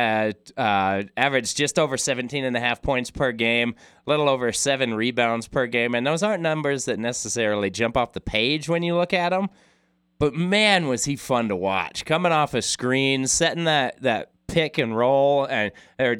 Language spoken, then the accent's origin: English; Logan, Utah, United States; growing up in Logan